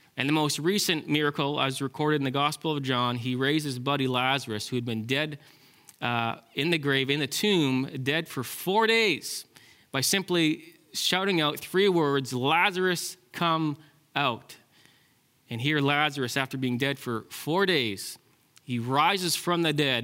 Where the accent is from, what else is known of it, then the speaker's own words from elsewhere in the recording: Ontario, Canada; now in British Columbia, Canada; I'm from Ontario